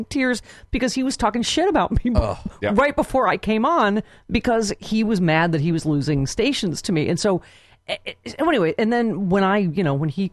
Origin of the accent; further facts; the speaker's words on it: Lockport / Cheektowaga, New York, United States; I'm from Lackport up at Transit, you know, from Cheektowaga